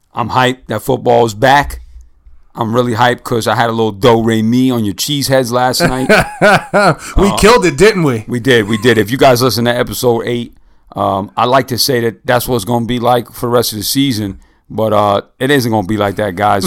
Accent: United States; I grew up somewhere in New York or New Jersey

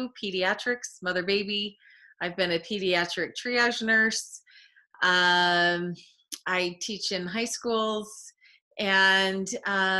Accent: Alpine, Utah, United States; also born or lived in American Fork, Utah; I grew up in Alpine, Utah.

